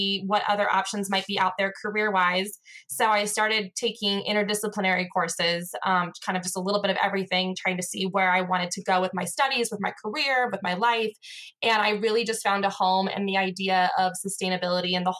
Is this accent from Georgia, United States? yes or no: no; Los Gatos, California, United States; moved away as an adult; also born or lived in Lake Tahoe area; I actually moved from my hometown, Los Gatos, California